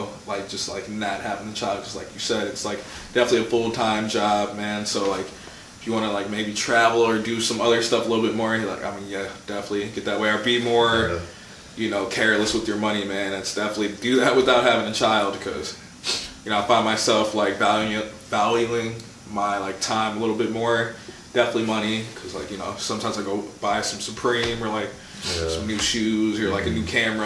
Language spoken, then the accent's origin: English; Menomonee Falls, Wisconsin, United States; also born or lived in Milwaukee, Wisconsin; now in Oshkosh, United States; I grew up in Milwaukee until I was like 10. Used to live on Biller